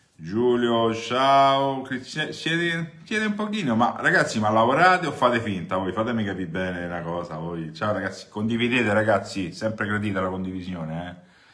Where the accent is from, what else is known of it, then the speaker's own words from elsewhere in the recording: Rome, Lazio, Italy; da romano